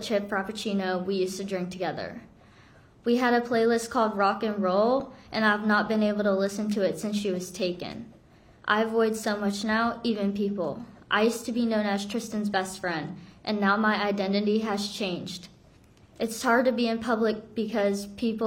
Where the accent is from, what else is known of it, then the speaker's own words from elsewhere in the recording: South Korea; moved away; I'm from Korea